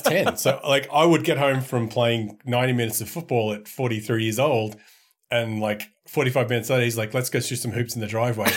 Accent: Australia; as an Australian

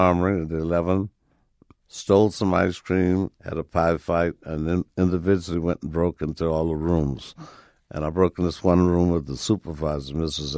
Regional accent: Chicago, Illinois, United States; it was here in Chicago, yeah. Right in Chicago

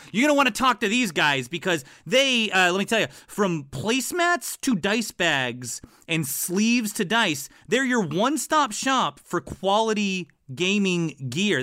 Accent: East Coast, United States; I'm from the East Coast

